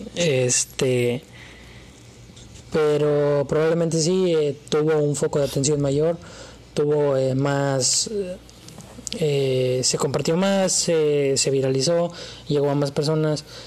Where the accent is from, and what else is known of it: Mexico